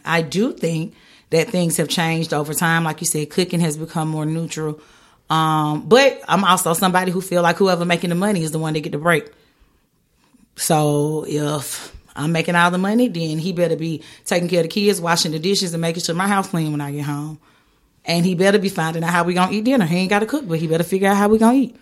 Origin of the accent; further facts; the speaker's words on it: the South, United States; moved away; I'm from the South, I'm Southern